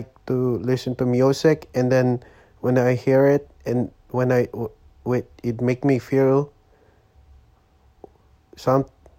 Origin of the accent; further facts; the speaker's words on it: Quezon City, Metro Manila, Philippines; English is a second language; now in Oakland, United States; I'm born and raised in Quezon City, Philippines. And I come here to live. I'm live here now in Oakland, California. United States of America.